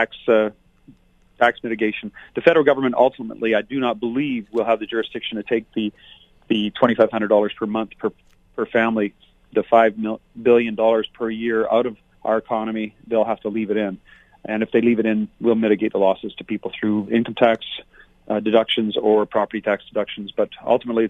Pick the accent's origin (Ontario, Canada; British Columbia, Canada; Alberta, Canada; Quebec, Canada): Alberta, Canada; Fort McMurray; This is my home. It's been my home for over 50 years. I'm from Fort McMurray